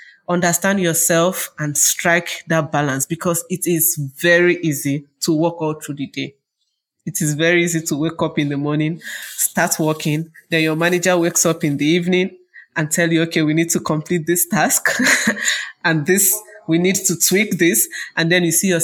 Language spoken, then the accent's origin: English; Nigeria; from Nigeria